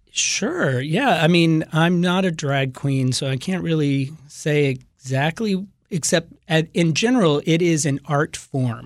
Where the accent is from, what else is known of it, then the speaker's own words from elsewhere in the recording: the South, United States; moved away; I'm from the South